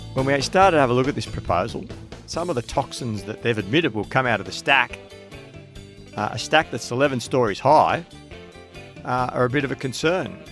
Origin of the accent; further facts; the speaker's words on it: Sydney, New South Wales, Australia; I grew up in Maroubra, um, born and bred